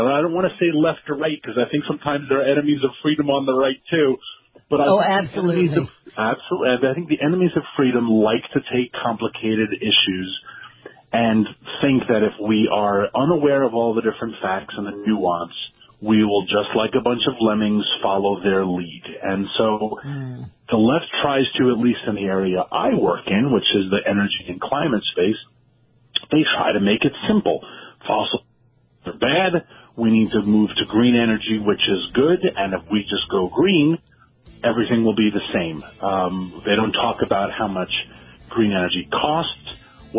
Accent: New York, United States; we're both from New York

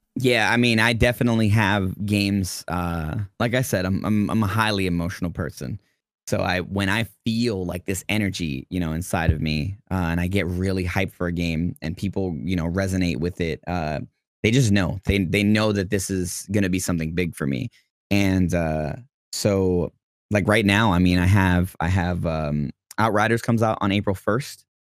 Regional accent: New York City, New York, United States; born or raised there

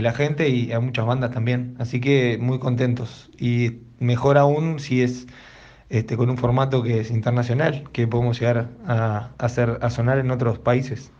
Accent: Uruguay; formo parte de la banda …, nosotros somos uruguayos

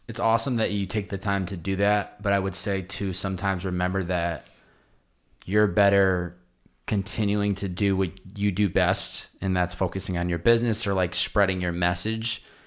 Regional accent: East Coast, United States; now in Southern California, United States; I grew up on the East Coast

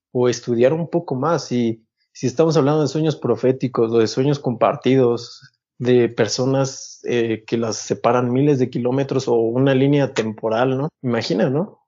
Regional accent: Mexico; lo que somos, pues, como mexicanos

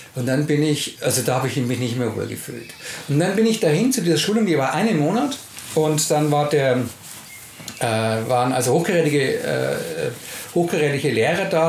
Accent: Nuremberg, Bavaria, Germany; wir kommen ja aus Nürnberg

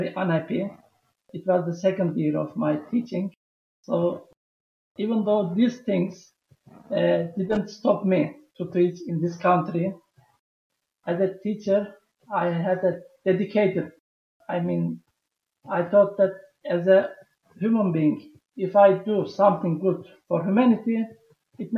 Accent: Turkey; moved away as an adult; also born or lived in Tajikistan; I am from Turkey.

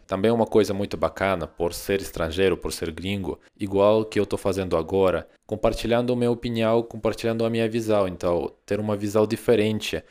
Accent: Russia; Portuguese is a second language; moved away as an adult; now in Brazil; eu sou muito patriota do meu país

